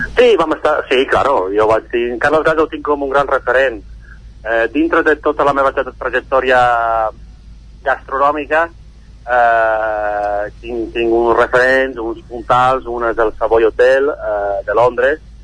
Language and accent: Catalan; Italy; also born or lived in England / France / Barcelona; now in Caldes de Montbui, Spain